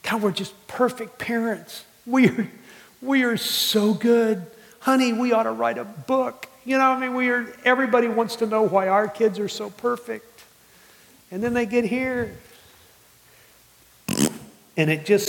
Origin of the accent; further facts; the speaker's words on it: New Orleans, Louisiana, United States; moved away; I grew up in New Orleans